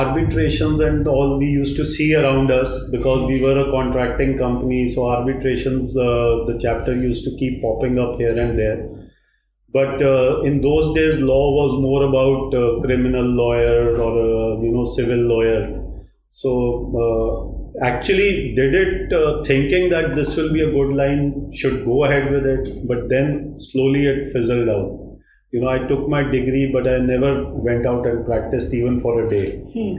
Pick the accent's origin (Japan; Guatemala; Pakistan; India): India; Chandigarh; also born or lived in Jalandhar, Punjab; Basically, I belong to Chandigarh. So I was born in Punjab. I was born in a place called Jalandhar